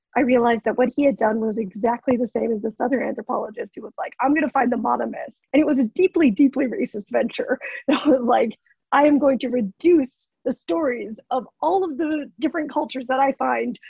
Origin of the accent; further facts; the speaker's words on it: United States; I'm fourth generation Japanese, so I'm like in terms of my lineage and my culture. Like I'm removed, I'm American Japanese